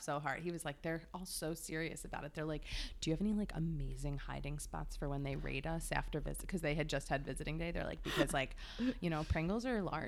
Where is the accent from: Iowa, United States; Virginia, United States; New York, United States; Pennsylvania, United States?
Pennsylvania, United States; Philadelphia; I was an oddball from Philly